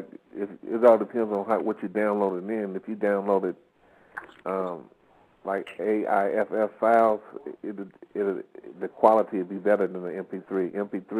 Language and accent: English; Vallejo, California, United States; I'm proud to say I'm from Vallejo.